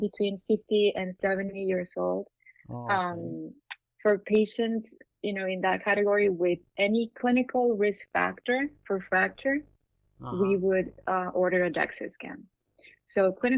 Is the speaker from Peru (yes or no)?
yes; Peru; moved away as an adult; also born or lived in Miami; I'm from Peru. I trained there